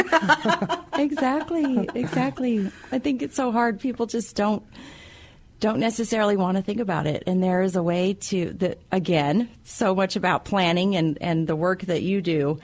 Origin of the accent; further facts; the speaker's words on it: Wyoming, United States; moved away; I'm originally from Wyoming